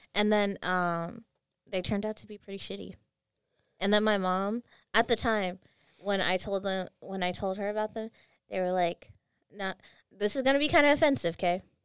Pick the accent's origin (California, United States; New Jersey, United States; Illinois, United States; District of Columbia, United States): California, United States; I'm from California